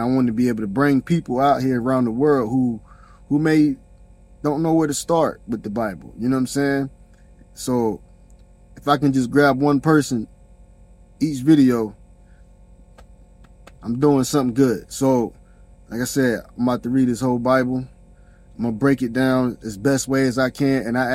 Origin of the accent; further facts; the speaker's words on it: South Carolina, United States; I'm from South Carolina